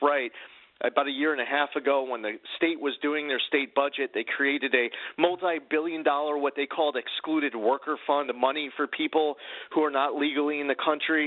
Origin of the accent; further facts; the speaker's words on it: New York, United States; As a New Yorker